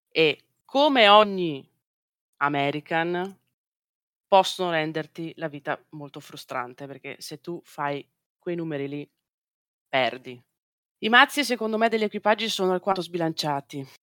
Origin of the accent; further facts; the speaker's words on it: Veneto, Italy; Beh, io vengo dalla Valpolicella e noi, a noi piace bere.